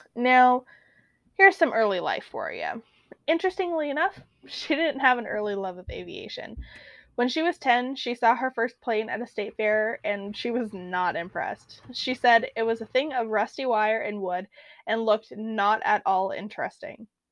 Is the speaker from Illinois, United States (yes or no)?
no; Alaska, United States; growing up in Alaska